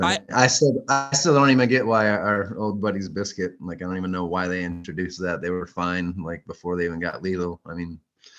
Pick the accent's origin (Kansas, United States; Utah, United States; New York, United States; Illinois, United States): Illinois, United States; Chicago; I was born there.